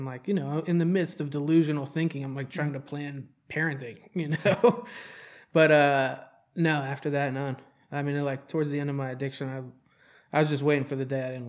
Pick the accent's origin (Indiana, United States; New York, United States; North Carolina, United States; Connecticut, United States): North Carolina, United States; Charlotte; I moved 8 times before I ended up in Charlotte.